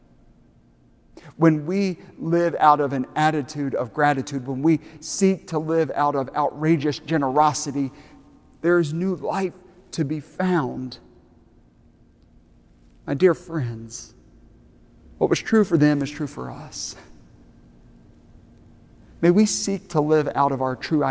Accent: Aiken, South Carolina, United States; moved away; my hometown of Aiken, South Carolina

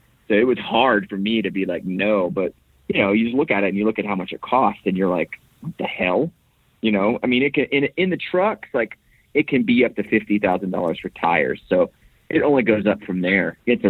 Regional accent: Florida, United States; So I was, my generation was the first generation born in Florida.

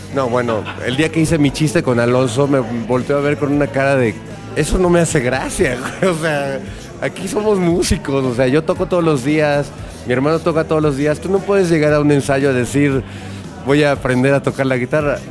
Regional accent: Mexico; en mi país, cuando era adolescente

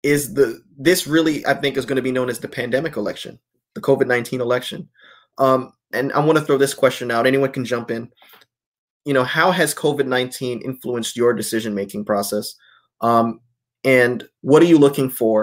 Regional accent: North Carolina, United States; moved away; North Carolina, my former state, my home state

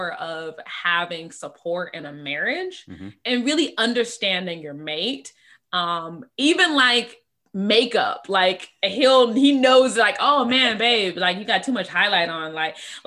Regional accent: Michigan, United States; we're from Michigan

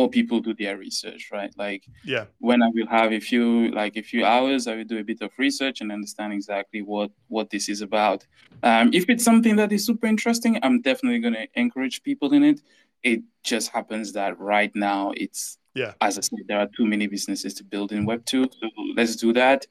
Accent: Cameroon; moved away as an adult; now in London area, United Kingdom; I'm from Cameroon in Central Africa. I grew up there till I was 20.

